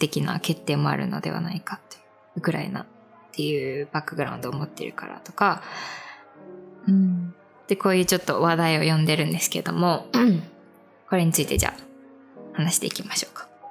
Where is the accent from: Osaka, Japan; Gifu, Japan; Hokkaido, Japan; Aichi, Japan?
Aichi, Japan; 名古屋で育った私たちの地元でもあります。名古屋で育った、まあ、愛知だけど